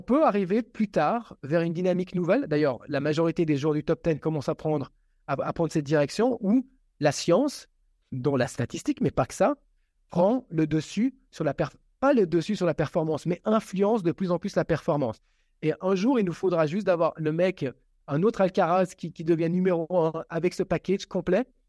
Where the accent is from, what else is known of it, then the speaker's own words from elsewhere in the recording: Switzerland; Je suis suisse et je suis suisse italien